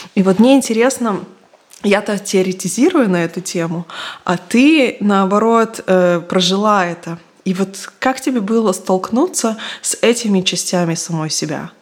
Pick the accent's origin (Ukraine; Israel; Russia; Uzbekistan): Israel; я выросла в Израиле